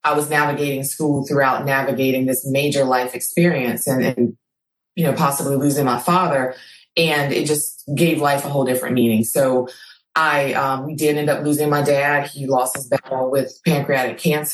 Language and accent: English; Clinton, Louisiana, United States; also born or lived in Baton Rouge, Louisiana; I am originally from Clinton, Louisiana. It's a small town about 45 miles north of Baton Rouge